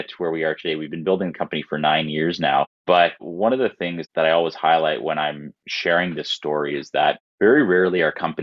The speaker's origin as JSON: {"language": "English", "town": "Toronto", "region": "Ontario", "country": "Canada", "tie": "born or raised there", "said": "I'm born and raised in Toronto."}